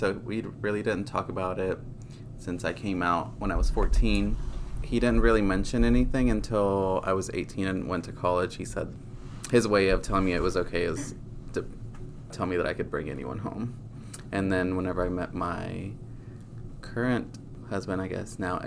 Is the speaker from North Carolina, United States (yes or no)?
no; Arkansas, United States; moved away as an adult; also born or lived in Mexico / San Francisco area; now in San Francisco, United States; was born in Mexico, but grew up in Arkansas